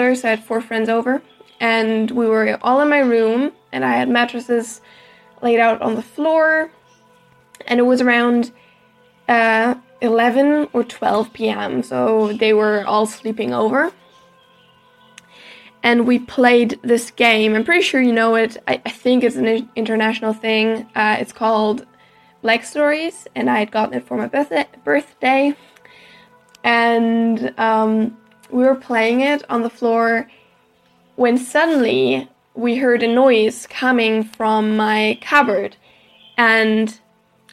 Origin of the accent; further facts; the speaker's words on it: Germany; I'm from Germany